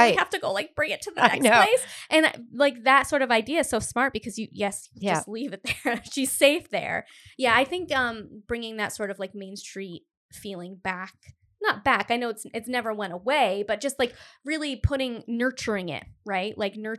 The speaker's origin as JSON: {"language": "English", "town": "Cumberland", "region": "Rhode Island", "country": "United States", "said": "because I'm from Cumberland originally, Cumberland, Rhode Island, which there is no like town center."}